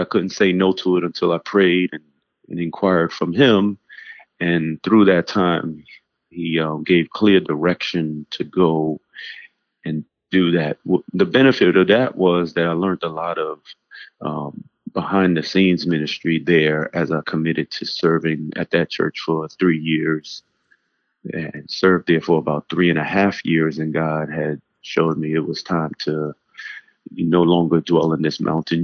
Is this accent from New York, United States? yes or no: yes; New York City, New York, United States; moved away as an adult; now in Newark, United States; I grew up in New York City between Harlem and the Bronx in the 80s